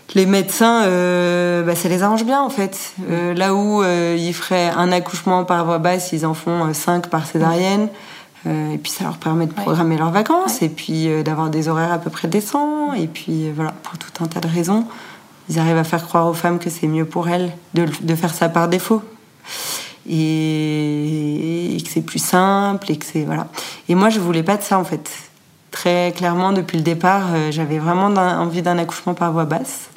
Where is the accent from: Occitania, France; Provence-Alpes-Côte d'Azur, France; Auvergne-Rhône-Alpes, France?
Auvergne-Rhône-Alpes, France; Annecy; also born or lived in Paris / Bucharest / Rio de Janeiro / Mexico City; now in London, United Kingdom; je, suis originaire d'Annecy, j'ai grandi à Annecy